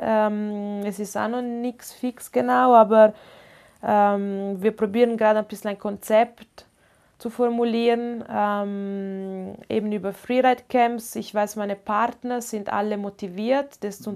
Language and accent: German; Italy; first language Ladin; German is a second language; now in Inn Valley, Austria; Ich bin Italienerin